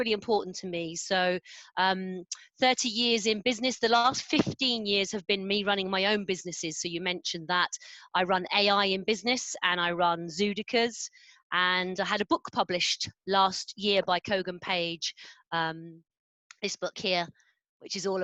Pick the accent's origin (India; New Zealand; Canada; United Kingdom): United Kingdom; London; now in Tunbridge Wells, United Kingdom; I'm a Londoner. I grew up in North London.